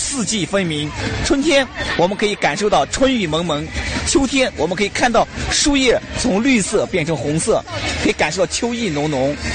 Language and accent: Chinese; Karamay, Xinjiang, China; 我生在这儿，长在这儿，我已经，我已经把我当成克拉玛依人，我肯定就，就是克拉玛依人